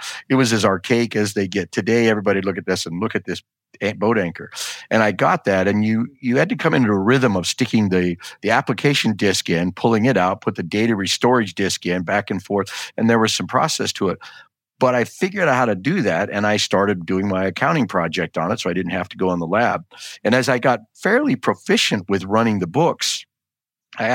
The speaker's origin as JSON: {"language": "English", "region": "South Dakota", "country": "United States", "tie": "born there", "said": "So I was born in South Dakota. They call it the Black Hills."}